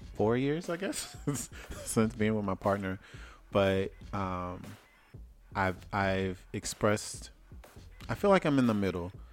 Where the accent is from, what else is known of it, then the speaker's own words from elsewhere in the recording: Louisiana, United States; moved away; I'm from Louisiana.